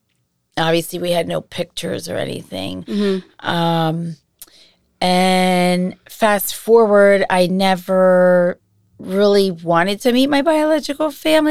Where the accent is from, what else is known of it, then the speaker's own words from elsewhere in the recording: Massachusetts, United States; born there; I was born in 1969 in Massachusetts.